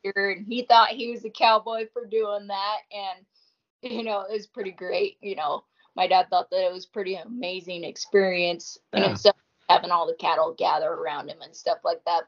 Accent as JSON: {"language": "English", "region": "northeastern Washington", "country": "United States", "tie": "born or raised there", "also_born_or_lived": "Idaho", "moved": "yes", "said": "I was born and raised in Washington"}